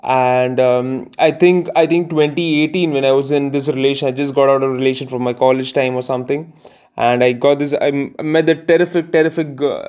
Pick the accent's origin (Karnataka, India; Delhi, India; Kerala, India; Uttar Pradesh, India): Kerala, India; because I come in from South India, Kerala specifically